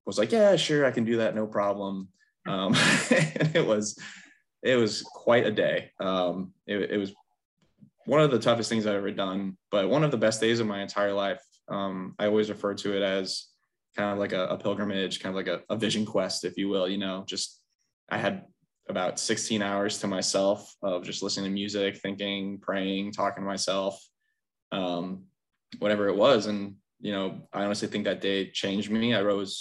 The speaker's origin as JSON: {"language": "English", "town": "West Springfield", "region": "Virginia", "country": "United States", "tie": "born or raised there", "also_born_or_lived": "Reston, Virginia", "said": "I am local to Northern Virginia. I grew up in West Springfield, went to West Springfield High School."}